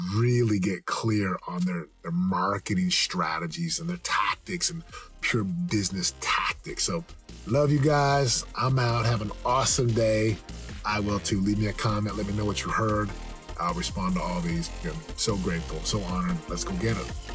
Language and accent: English; United States; also born or lived in Southern California; being an American